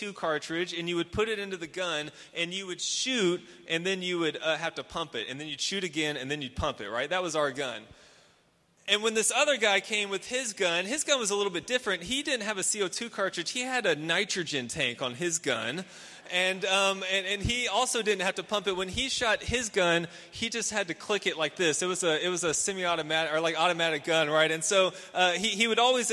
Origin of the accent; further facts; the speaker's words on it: Houston, Texas, United States; I grew up in Houston, obviously a very urban area